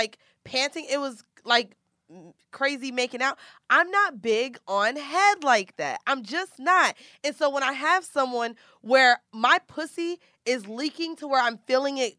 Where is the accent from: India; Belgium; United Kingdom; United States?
United States; Orlando, Florida; we don't say pillow like that in Orlando